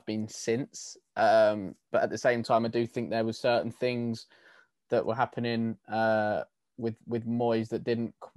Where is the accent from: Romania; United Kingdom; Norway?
United Kingdom; England; me being English